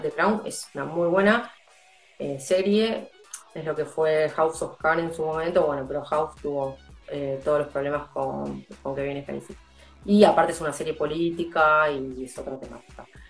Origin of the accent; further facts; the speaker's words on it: Argentina; nosotros como argentinos